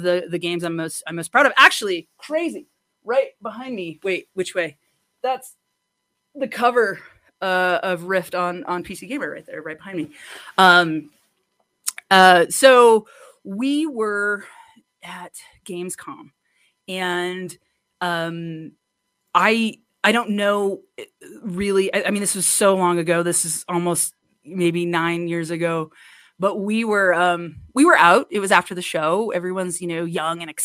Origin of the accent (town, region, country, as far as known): United States